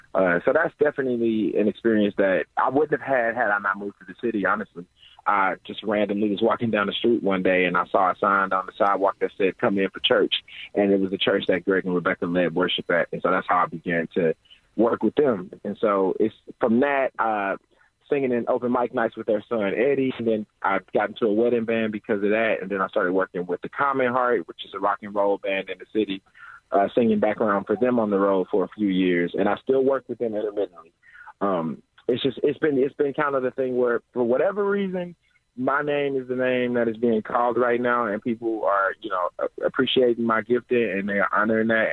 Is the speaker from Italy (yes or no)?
no; St. Louis, Missouri, United States; moved away as an adult; now in Pittsburgh, United States; I'm from St. Louis originally